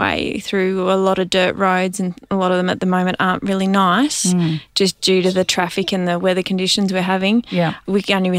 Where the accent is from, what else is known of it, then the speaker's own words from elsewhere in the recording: Western New South Wales, Australia; I grew up on a sheep and cattle station in Western New South Wales, and ironically, I married a boy on the other side of the highway.